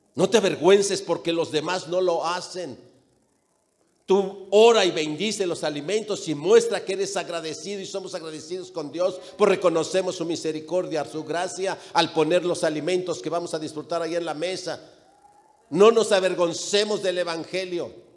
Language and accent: Spanish; León, Guanajuato, Mexico; also born or lived in Jalisco / Mexico City; mis padres son de Jalisco, yo nací en León y me registraron en la Ciudad de México